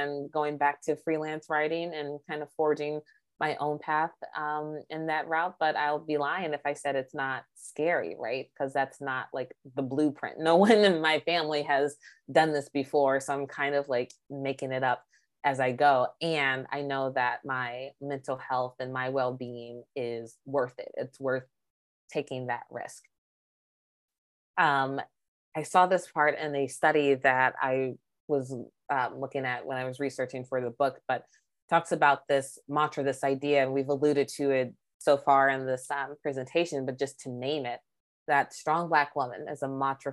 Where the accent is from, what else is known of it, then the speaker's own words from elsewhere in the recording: Maryland, United States; moved away as an adult; now in Illinois, United States; I'm from Maryland.